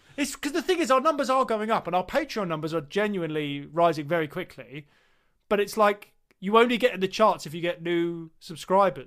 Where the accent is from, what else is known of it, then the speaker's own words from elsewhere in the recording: England, United Kingdom; I said, "England."